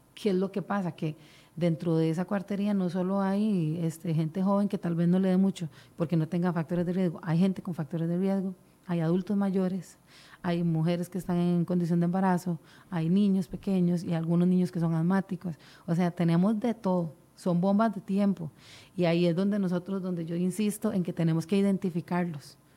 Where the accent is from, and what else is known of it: Costa Rica